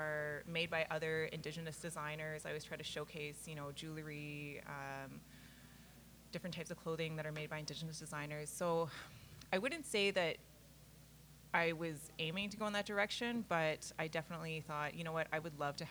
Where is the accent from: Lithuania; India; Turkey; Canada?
Canada; Kenora, Ontario; Kenora, which is the area that I grew up